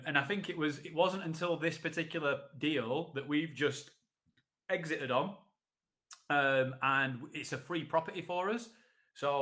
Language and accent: English; Sheffield, Yorkshire and the Humber, United Kingdom; I'm from Sheffield